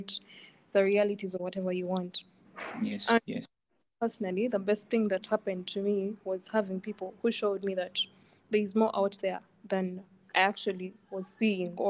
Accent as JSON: {"language": "English", "town": "Iganga", "region": "Eastern Region", "country": "Uganda", "tie": "born or raised there", "said": "I come from Iganga"}